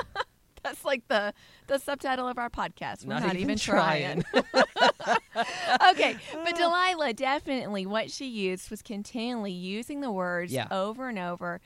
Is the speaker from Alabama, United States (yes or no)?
yes; Alabama, United States; from Alabama